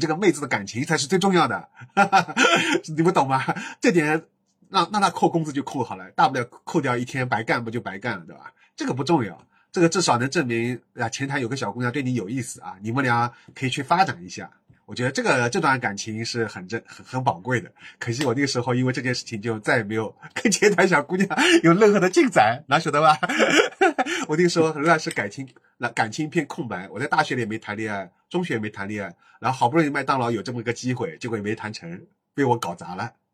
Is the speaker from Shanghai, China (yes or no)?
yes; Shanghai, China; 他跟我都是在石化长大